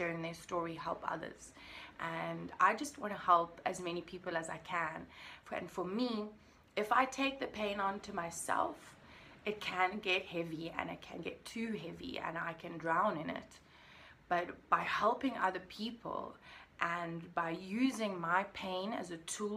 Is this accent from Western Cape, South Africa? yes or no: yes; Cape Town, Western Cape, South Africa; I am from Cape Town, South Africa, the most beautiful country in the world. And I'm absolutely, unbelievably blessed to be able to call this my home